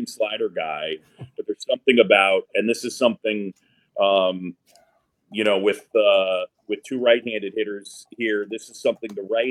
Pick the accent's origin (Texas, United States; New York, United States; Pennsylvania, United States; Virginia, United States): New York, United States; New York City; I grew up in New York City on Roosevelt Island.